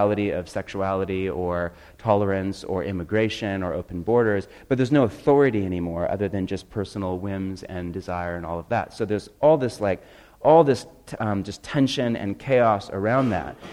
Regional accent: Portland, Oregon, United States; I'm from Portland

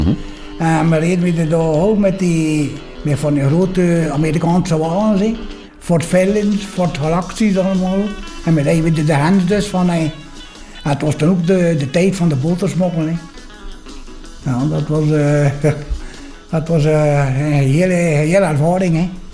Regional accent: Poperinge, Flanders, Belgium; Ik ben geboren in Poperingen

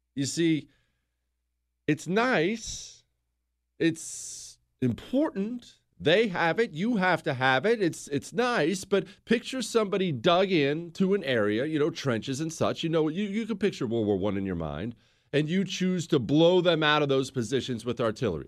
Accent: United States; I'm an American

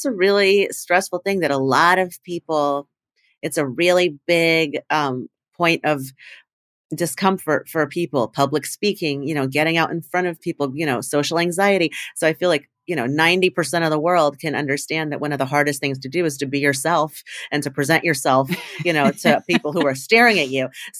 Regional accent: Indiana, United States; moved away as an adult; I mean, I left my town, I grew up in Indiana and went to college in New York.

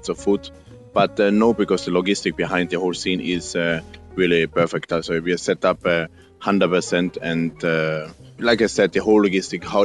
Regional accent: Austria; English is a second language; moved away as an adult; also born or lived in Salzburg, Austria / Sydney, Australia / Norway; now in Mexico; I'm born in Austria, living now in Mexico.

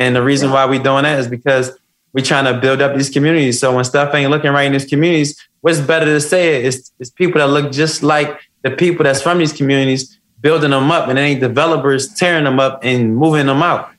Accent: Philadelphia, Pennsylvania, United States; I come from West Philadelphia. I come from the jungle.

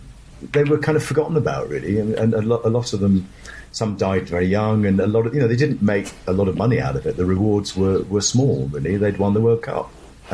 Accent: London, United Kingdom; also born or lived in Dartford, Kent; I was a city boy, really. I was brought up in London

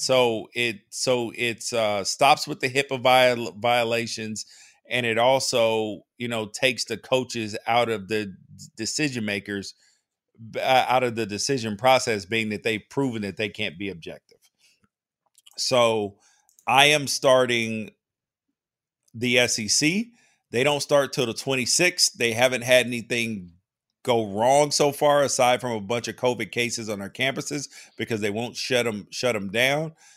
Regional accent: Memphis, Tennessee, United States; I grew up in Memphis

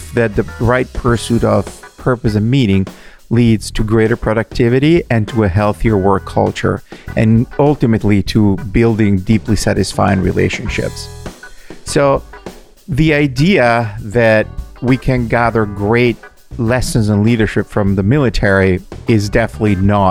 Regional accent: Italy; moved away; my home country

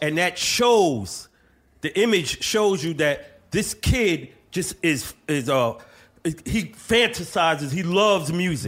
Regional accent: New York City, New York, United States; now in Bronx, United States; I'm from Brooklyn

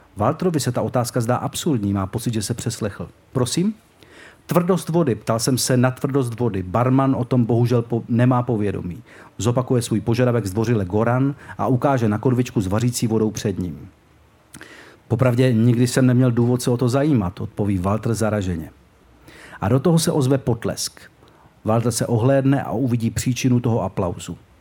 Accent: Czechia; naš Česká republika

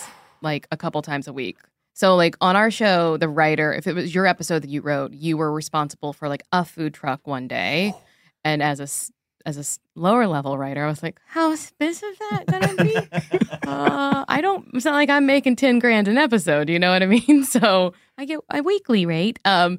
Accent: Louisiana, United States; born or raised there

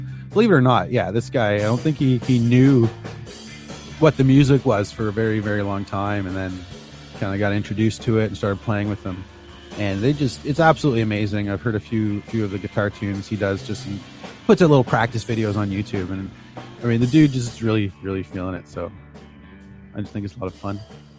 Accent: Canada; I'm a Canadian.

